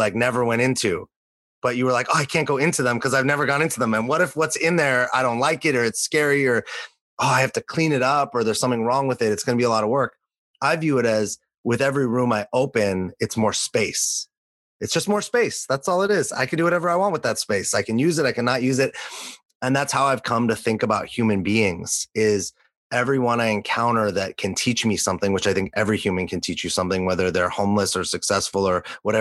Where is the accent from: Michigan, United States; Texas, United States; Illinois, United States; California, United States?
California, United States; Los Angeles; also born or lived in New York City; now in San Diego, United States; growing up in Los Angeles